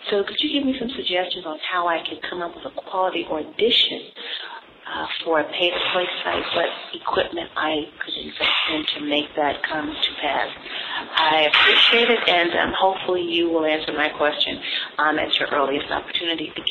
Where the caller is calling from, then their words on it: Washington, District of Columbia, United States; I'm calling from the Washington, D.C. area.